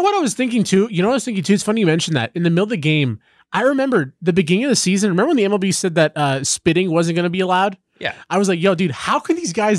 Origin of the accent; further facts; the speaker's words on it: Los Angeles, California, United States; growing up in Los Angeles